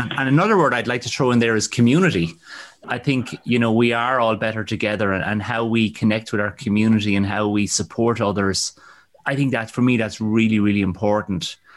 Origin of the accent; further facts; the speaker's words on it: Ireland; I think as Irish people, we've always had a strong sense